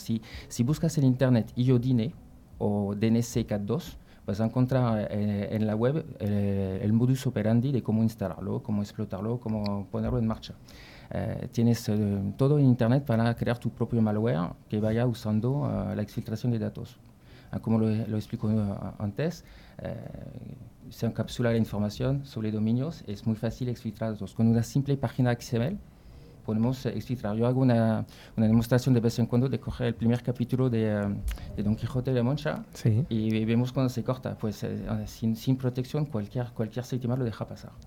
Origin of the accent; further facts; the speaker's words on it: Brittany, near Nantes, Pays de la Loire, France; Spanish is a second language; moved away; also born or lived in Paris; estoy de Francia, de, Bretaña, que casi eh, un poquito cerca de Nantes, por los que conocen Francia, el país de Loira